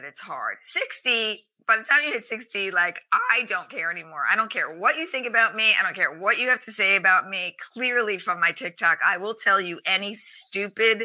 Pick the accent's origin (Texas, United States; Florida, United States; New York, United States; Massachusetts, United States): New York, United States; New York City; I grew up in Staten Island